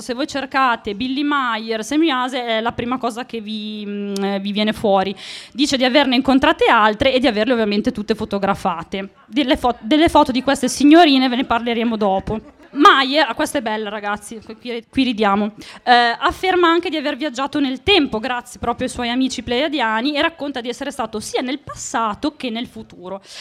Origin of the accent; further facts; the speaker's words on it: Monticelli, Italy; sono di Monticelli